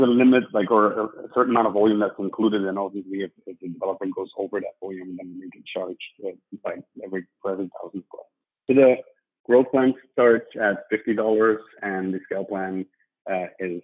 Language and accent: English; Belgium; moved away as an adult; also born or lived in London; I'm from Belgium originally. Was born and raised there